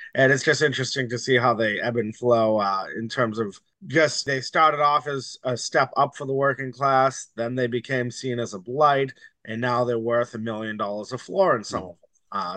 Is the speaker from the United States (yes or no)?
yes; Somerville, Massachusetts, United States; I grew up in Somerville